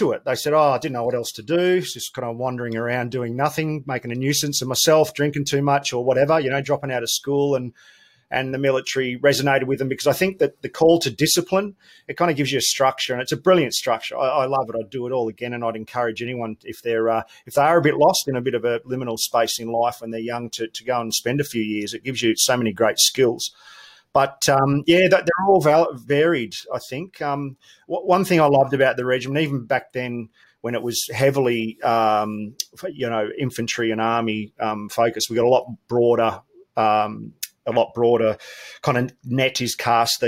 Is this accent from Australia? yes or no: yes; Melbourne, Victoria, Australia; I grew up in Melbourne, proud Victorian